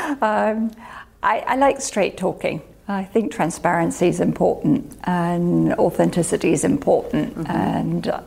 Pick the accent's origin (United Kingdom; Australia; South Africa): United Kingdom; I'm a Brit